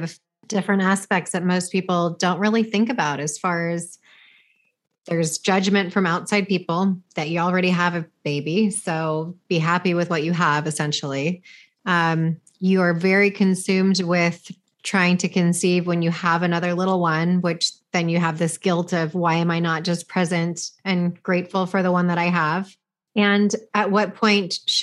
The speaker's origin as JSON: {"language": "English", "region": "California", "country": "United States", "said": "I'm from California, I live in California"}